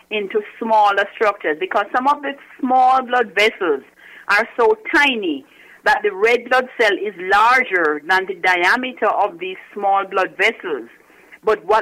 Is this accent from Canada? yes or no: no; Jamaica; moved away as an adult; also born or lived in Kingston, Jamaica / Washington, D.C. / Newark, New Jersey; now in New Jersey, United States; I'm originally from Jamaica.